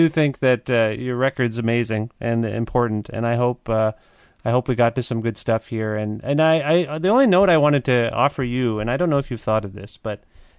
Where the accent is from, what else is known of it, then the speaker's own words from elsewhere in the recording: Cambridge, Ontario, Canada; also born or lived in Kitchener, Ontario; I was born in Kitchener. I was raised in Cambridge.